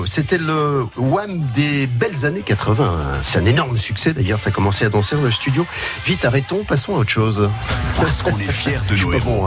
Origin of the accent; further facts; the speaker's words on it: Nord, Hauts-de-France, France; moved away; nous sommes originaires du Nord, vous et moi